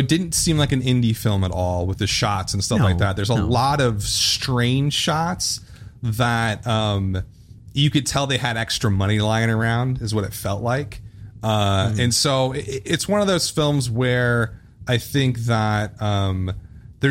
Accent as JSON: {"language": "English", "region": "Midwest", "country": "United States", "said": "we're from the Midwest."}